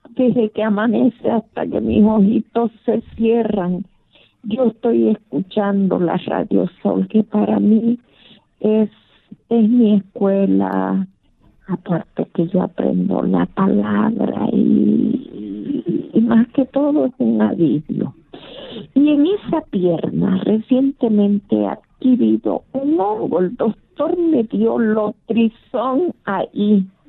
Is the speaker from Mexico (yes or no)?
no; Bolivia; moved away; Yo soy de Bolivia